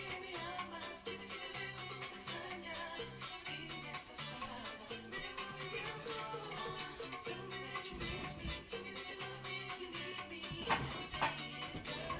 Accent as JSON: {"language": "English", "town": "Chicago", "region": "Illinois", "country": "United States", "tie": "born or raised there", "said": "in Chicago when we lived in the summer"}